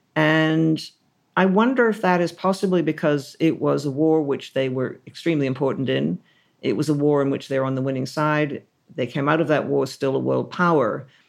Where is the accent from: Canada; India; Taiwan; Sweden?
Canada; now in United Kingdom; as a Canadian